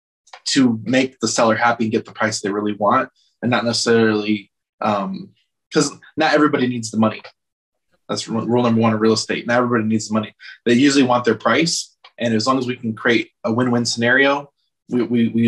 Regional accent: outside Chicago, Illinois, United States; also born or lived in Atlanta; now in Los Angeles, United States; I grew up outside Chicago real quick, moved to Atlanta

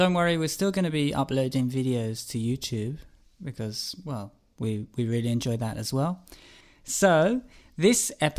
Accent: Cambridge, East of England, United Kingdom; now in Barcelona, Spain; I'm from Cambridge, and I'm here in Barcelona with Isabel.

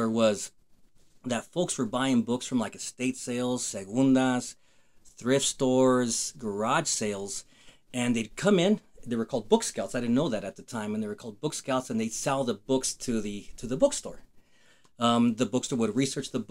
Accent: Fort Lupton, Colorado, United States; also born or lived in Denver, Colorado; Grew up in Fort Lupton, Colorado. I was born in Denver, Colorado, lived in Fort Lupton until I was 36

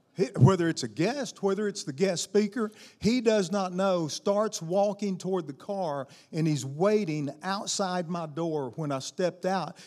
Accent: Arkansas, United States; also born or lived in Tennessee / Louisiana; now in Alabama, United States; I was raised in Arkansas

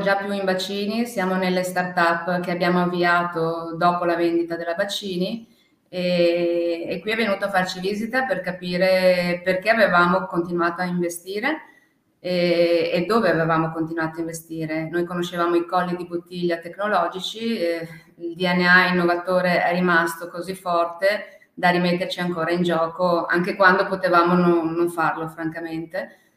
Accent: Veneto, Italy; also born or lived in China; noi siamo veneti, e veniamo da Ven- Treviso, Venezia

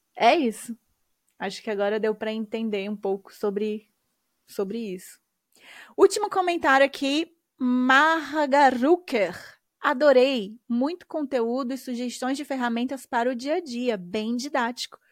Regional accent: Brazil; moved away; morando fora do Brasil

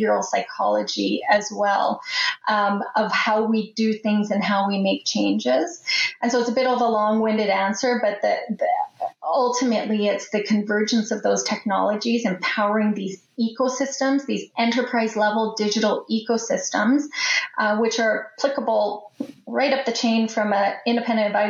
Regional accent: Canada; as a Canadian

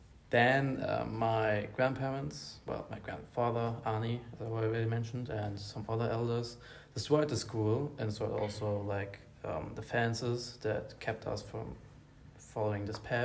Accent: London, United Kingdom; I'm from London, Great Britain. I studied history at the London University and went to the home place of my father in Nigeria

